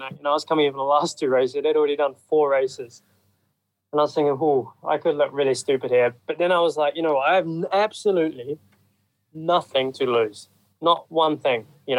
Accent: New Zealand; one of my best friends actually, Mitch Evans, you know, we grew up together in New Zealand.

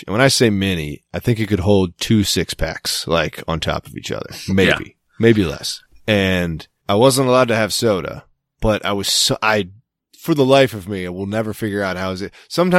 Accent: Boston, Massachusetts, United States; accent: Boston; now in New Jersey, United States; I moved there a year ago. And while my Boston accent hasn't freaking left, let me tell you, I'm a huge Jets fan now.

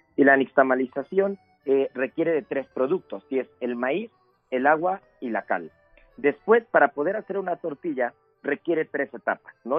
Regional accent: Mexico; como mexicanos

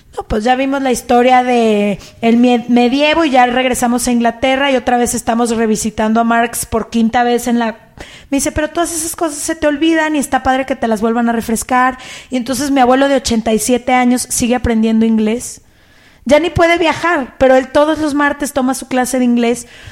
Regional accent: Guadalajara, Jalisco, Mexico; moved away; Yo soy de Guadalajara

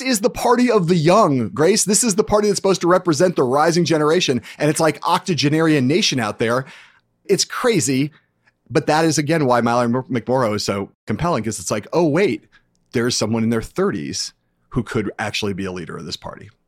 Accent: California, United States; also born or lived in Michigan; I grew up in California

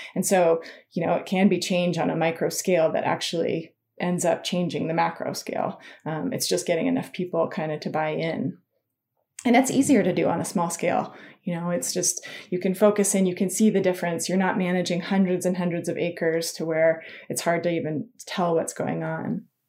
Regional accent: Incline Village, Nevada, United States; moved away; also born or lived in Colorado; I grew up in Lake Tahoe, an inclined village

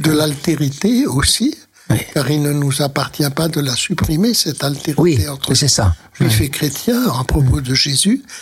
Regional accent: Spain; mais j'ai connu des, des juifs d'Espagne parce que je suis espagnol moi-même et donc nous avons euh, une langue en commun avec le ladino oui, qui est l'espagnol du 15 du siècle que les juifs ont conservé.

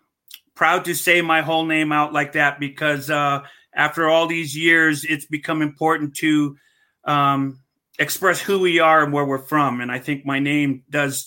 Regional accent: Hawaii, United States; as Hawaiian

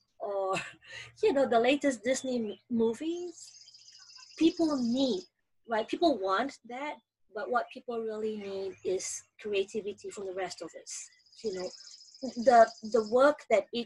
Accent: Malaysia; moved away as an adult; now in United States; I grew up in Malaysia, and then I came to school in the US

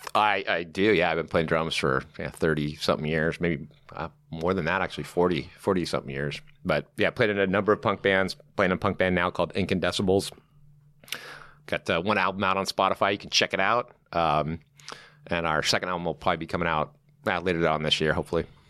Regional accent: Newport Beach, California, United States; I grew up in, um, uh, a little town called Newport Beach

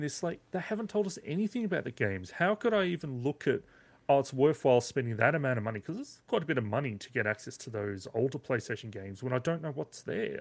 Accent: Australia; as an Australian gamer

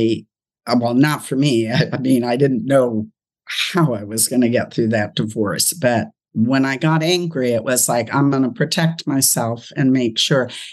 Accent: Los Angeles, California, United States; moved away as an adult; now in Ohio, United States; I'm from California, now living in Ohio

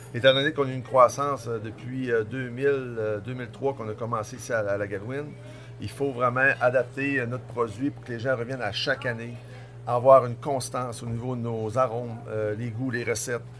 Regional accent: Tadoussac, Quebec, Canada; je suis revenu en région en 2000, donc je suis originaire de Tadoussac

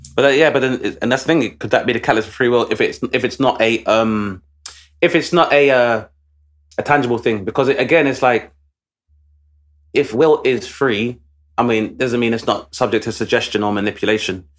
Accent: London, United Kingdom; Travis and I grew up in Southeast London

